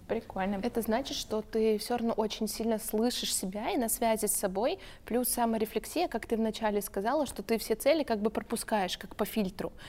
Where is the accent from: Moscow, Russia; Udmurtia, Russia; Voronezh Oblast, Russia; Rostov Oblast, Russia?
Voronezh Oblast, Russia; Voronezh; moved away; Мы с Викой тоже родом из Воронежа